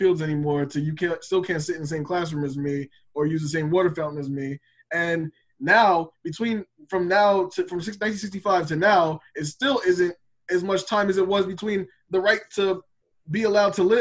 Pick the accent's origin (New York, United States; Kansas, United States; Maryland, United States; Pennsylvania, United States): New York, United States; I grew up a lot in New York